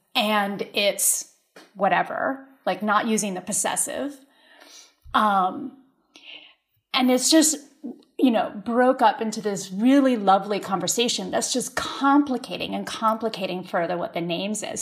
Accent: Berkeley Heights, New Jersey, United States; born or raised there; English is a second language; also born or lived in Puerto Rico

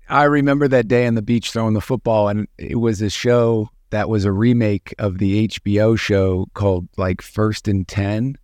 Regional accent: Chicago, Illinois, United States; growing up in Chicago

